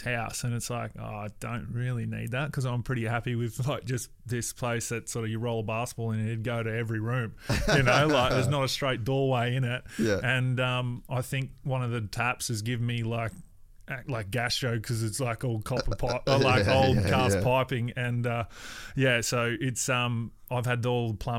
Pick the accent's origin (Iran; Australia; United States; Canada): Australia; Cairns, Queensland; moved away; also born or lived in Brisbane / Gold Coast / Adelaide / West Wyalong; I'm from Cairns